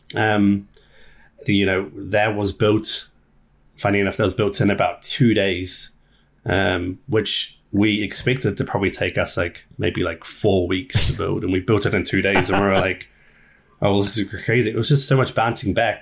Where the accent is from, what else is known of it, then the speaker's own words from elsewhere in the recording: New Zealand; we're from New Zealand